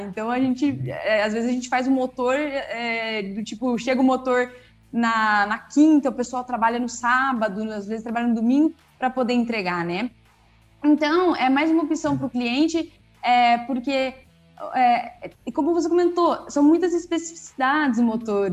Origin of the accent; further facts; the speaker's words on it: Campinas, São Paulo, Brazil; also born or lived in Bauru; eu voltei para Campinas, que é a cidade de onde, de onde eu sou, né, e onde eu trabalho hoje